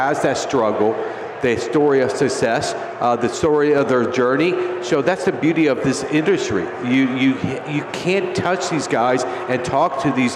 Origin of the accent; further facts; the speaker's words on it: Tampa, Florida, United States; Florida. Where in Florida? Tampa